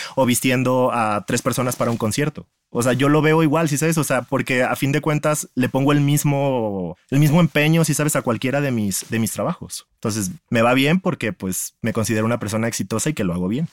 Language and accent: Spanish; Guadalajara, Jalisco, Mexico; soy de Guadalajara, tengo 33 años